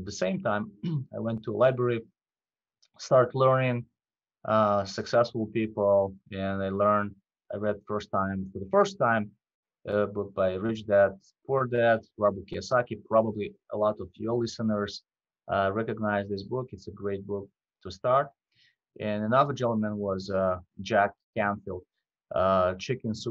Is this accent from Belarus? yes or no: yes; Belarus; English is a second language; moved away as an adult; now in Minneapolis, United States; I came from Eastern Europe, from Belarus. I came to the U.S. in 2004